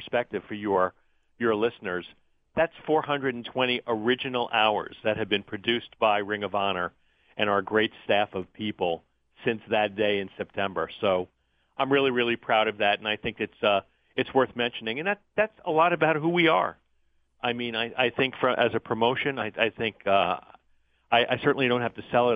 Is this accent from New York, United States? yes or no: yes; New York area, United States; moved away as an adult; also born or lived in Florida; I grew up in the New York area